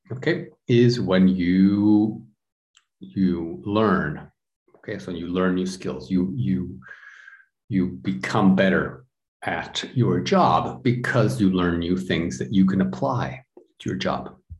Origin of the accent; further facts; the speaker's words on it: United States; now in Europe; I'm from the United States, but I live in Europe